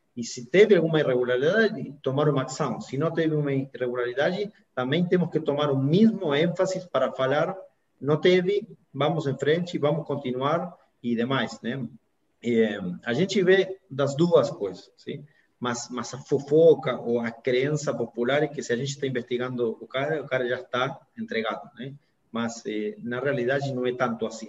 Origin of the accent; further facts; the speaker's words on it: Argentina; moved away; also born or lived in United States; Eu sou argentino, advogado